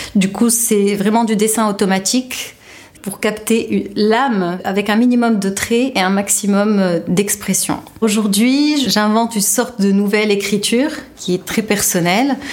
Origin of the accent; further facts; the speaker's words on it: Tunisia; also born or lived in France; J'ai grandi en Tunisie et j'ai fait toutes mes études supérieures en France